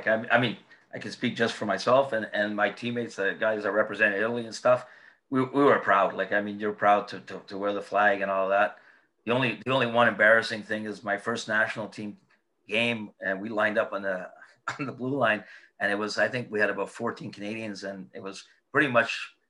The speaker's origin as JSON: {"language": "English", "country": "United Kingdom", "said": "well, what do you think I'm going to do? I'm from Britain."}